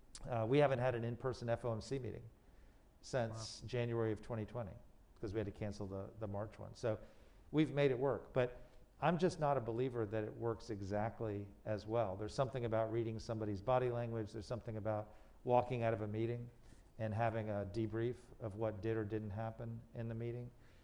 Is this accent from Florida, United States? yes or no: yes; Miami, Florida, United States; I grew up in Miami and we had Savings of America.